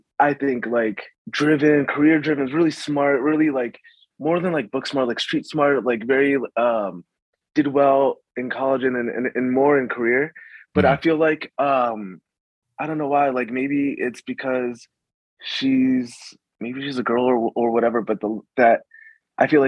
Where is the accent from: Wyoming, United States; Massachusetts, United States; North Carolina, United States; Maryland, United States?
Maryland, United States; also born or lived in Chicago, Illinois / Arizona; we moved to Maryland, went out in 95, and we kind of settled there